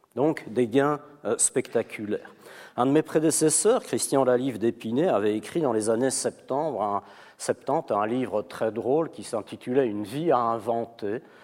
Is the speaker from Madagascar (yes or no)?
no; Belgium; now in Switzerland; je suis belge